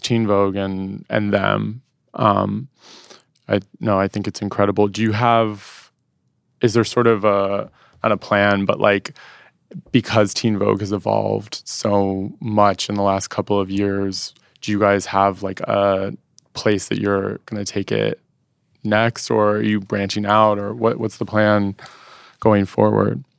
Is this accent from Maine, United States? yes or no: no; Washington, District of Columbia, United States; moved away as an adult; now in New York, United States; I grew up in Washington, D C